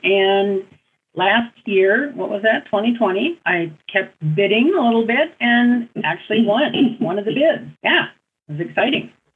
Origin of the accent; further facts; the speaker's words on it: Seattle, Washington, United States; also born or lived in Ballard, Seattle; my home and where I grew up was here on Alki